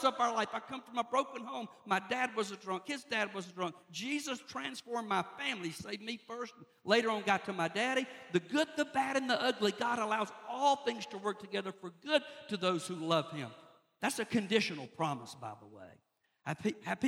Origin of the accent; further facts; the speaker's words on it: South Georgia, United States; moved away as an adult; also born or lived in Lynchburg, Virginia; I grew up in South Georgia